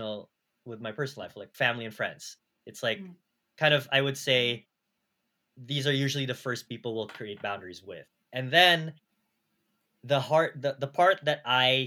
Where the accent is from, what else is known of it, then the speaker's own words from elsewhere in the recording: California, United States; now in New York City, United States; I'm from California